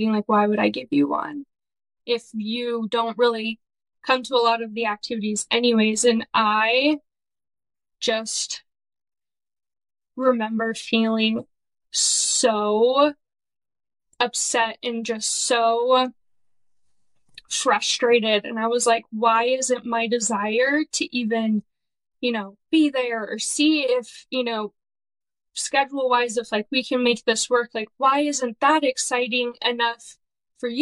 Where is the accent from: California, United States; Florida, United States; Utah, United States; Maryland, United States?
California, United States; Irvine; I'm from California, born and raised in Orange County. I grew up in a suburb called Irvine